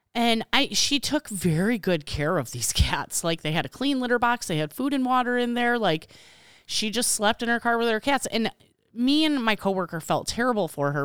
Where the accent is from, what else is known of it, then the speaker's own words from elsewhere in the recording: Illinois, United States; accent: Illinois; my Illinois accent